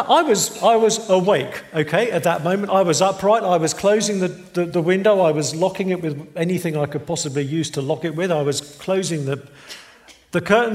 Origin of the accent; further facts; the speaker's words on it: England, United Kingdom; moved away; I'm from England